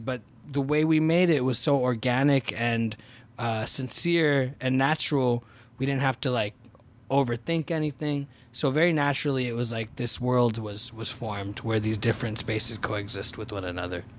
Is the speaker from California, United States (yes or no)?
yes; Fremont, California, United States; also born or lived in Boston; I went to lockdown in the Bay Area where I grew up in Fremont